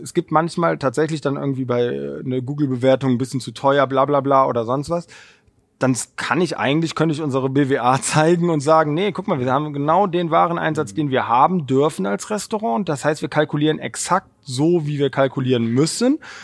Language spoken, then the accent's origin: German; Cologne, North Rhine-Westphalia, Germany; ich bin selber gebürtiger Kölner